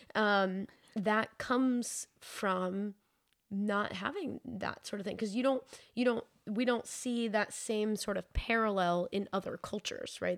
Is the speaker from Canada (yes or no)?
no; New Hampshire, United States; growing up in New Hampshire